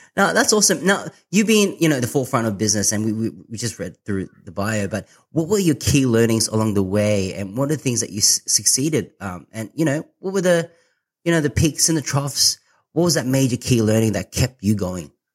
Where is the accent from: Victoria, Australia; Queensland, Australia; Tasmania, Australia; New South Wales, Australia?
New South Wales, Australia; Sydney; I'm from Sydney.